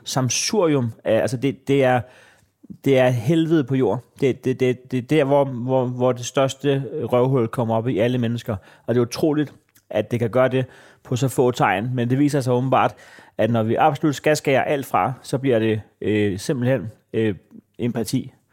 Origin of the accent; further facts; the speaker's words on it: Næstved, Zealand, Denmark; jeg er fra Næstved